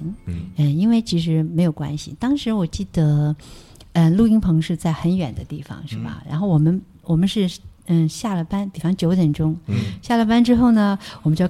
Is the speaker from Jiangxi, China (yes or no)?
yes; Jiangxi, China; 她人特别好，是我们江西人。